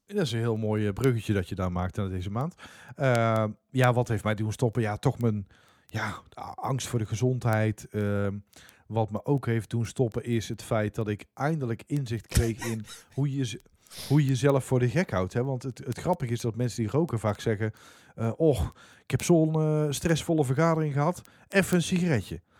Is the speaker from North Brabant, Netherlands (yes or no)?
yes; Dongen, North Brabant, Netherlands; waar ik vandaan kom, Dongen